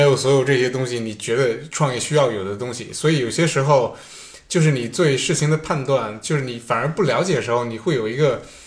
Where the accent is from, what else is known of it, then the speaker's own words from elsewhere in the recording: China; now in Stockholm, Sweden; 留学生可能也算是说在国内长大的，包括我